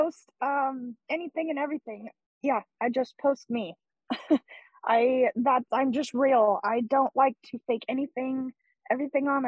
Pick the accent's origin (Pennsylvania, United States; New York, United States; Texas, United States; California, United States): California, United States; I'm from California, and I'm from a pretty small town